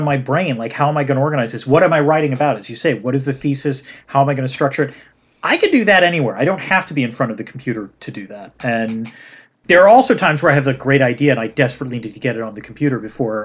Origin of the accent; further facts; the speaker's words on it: outside of Hartford, Connecticut, United States; I grew up outside of Hartford